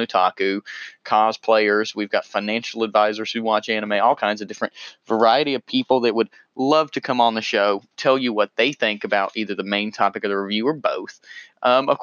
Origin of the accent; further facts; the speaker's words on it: North Carolina, United States; accent: southern; 25-year-old correctional officer in North Carolina, so pardon my southern accent.